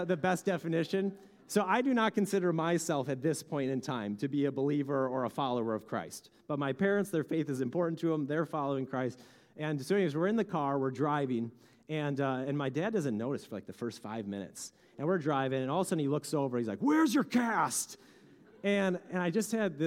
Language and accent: English; Bemidji, Minnesota, United States; I grew up in Bemidji